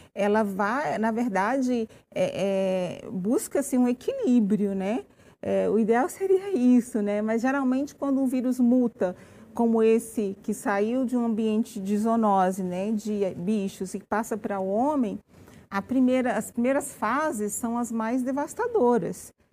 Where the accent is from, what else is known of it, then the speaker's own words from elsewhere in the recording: Brazil; nosso comportamento como brasileiro